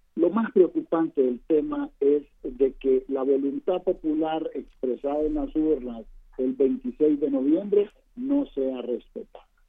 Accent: Honduras; como hondureños

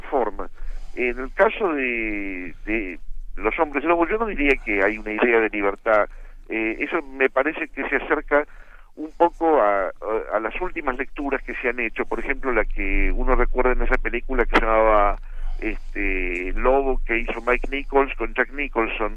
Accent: Argentina; el único argentino

